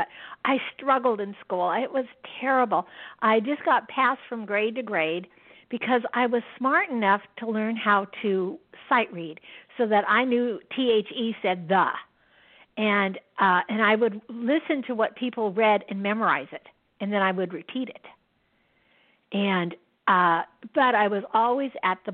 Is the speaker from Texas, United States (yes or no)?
no; Yakima, Washington, United States; I was born and raised in Yakima, Washington, which is right in the center of Washington State